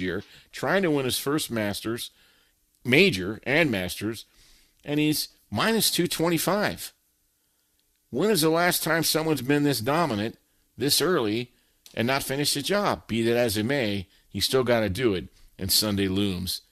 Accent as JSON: {"language": "English", "region": "Southern California", "country": "United States", "tie": "born or raised there", "said": "I grew up in Southern California."}